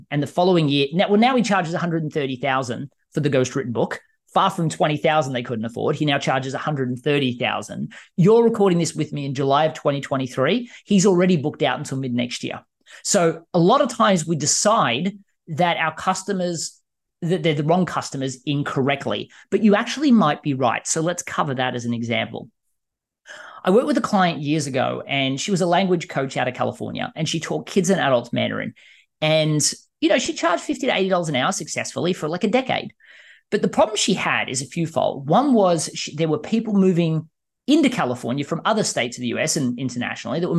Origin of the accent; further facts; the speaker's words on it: Australia; now in United States; I mean, I was terrified moving from Australia to the US.